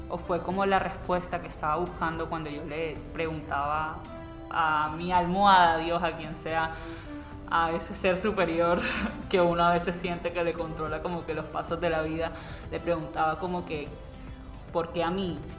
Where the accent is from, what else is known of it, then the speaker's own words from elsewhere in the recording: Barranquilla, Atlántico, Colombia; Somos gente extremadamente alegre, gente muy folclórica, muy cálida, como típico costeño en realidad. No puedo hablar únicamente de Barranquilla, pero pues ya que la pregunta va dirigida a los barranquilleros, es como esa alegría con la que hacemos todo.